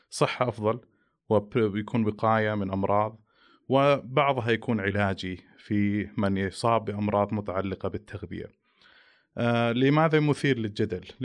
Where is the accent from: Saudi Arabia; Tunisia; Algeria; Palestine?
Saudi Arabia; يمكن عندنا في المملكة العربية السعودية أول التخصص التغذية السريرية